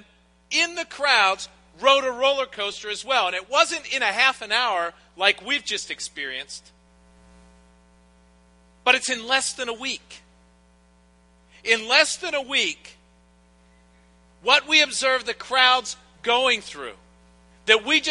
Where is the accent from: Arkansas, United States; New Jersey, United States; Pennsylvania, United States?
Pennsylvania, United States; Pittsburgh; moved away as an adult; now in Hilton Head Island, United States; I grew up in Pittsburgh